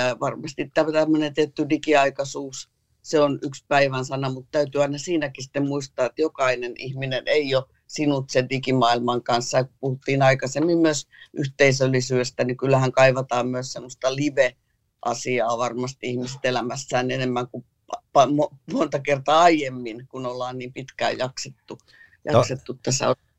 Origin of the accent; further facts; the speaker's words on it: Tampere, Pirkanmaa, Finland; kun mä olin nuori Hervannassa